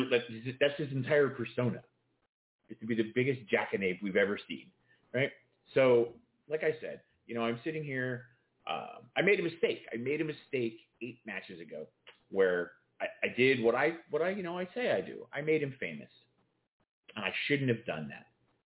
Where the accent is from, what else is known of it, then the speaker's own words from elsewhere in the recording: England, United Kingdom; Well, I am English.